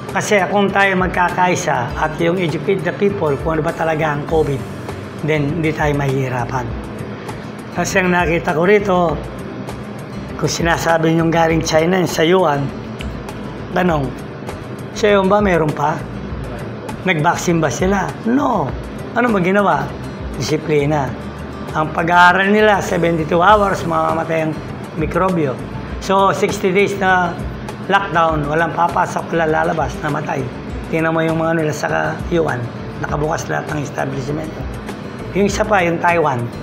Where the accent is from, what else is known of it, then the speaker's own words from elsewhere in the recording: Philippines; tayong mga Pilipino